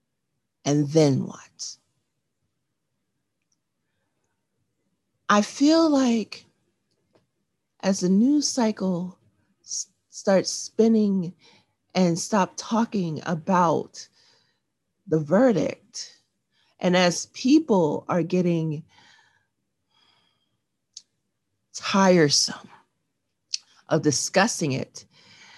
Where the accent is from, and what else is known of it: New York, United States; born or raised there